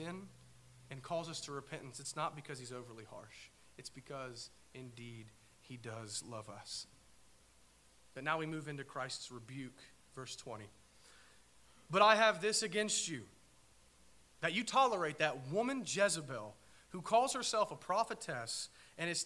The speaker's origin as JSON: {"language": "English", "country": "United States", "said": "I'm an American"}